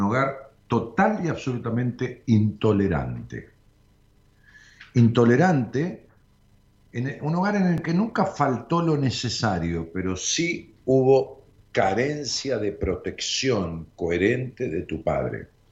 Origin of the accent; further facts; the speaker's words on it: Argentina; en Argentina, nosotros somos un país sensacional